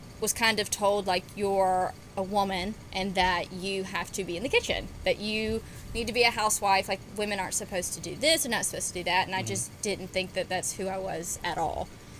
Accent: Auburn, Alabama, United States; I grew up in Auburn, Alabama. I've been here since I was 5 years old

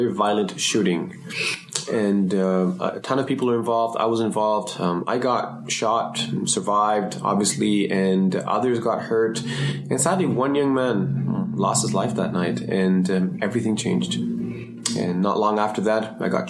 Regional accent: Toronto, Ontario, Canada; also born or lived in Sri Lanka / Germany / France / Montreal; growing up in Toronto, particularly Scarborough

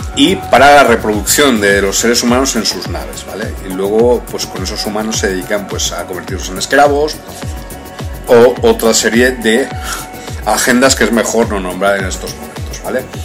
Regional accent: Spain; en España, donde yo me encuentro ahora, en mi país de origen

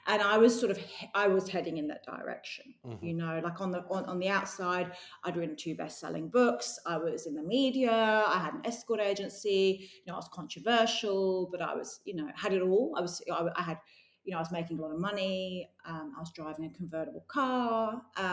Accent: London, United Kingdom; accent: English; moved away as an adult; now in Australia; I grew up in London

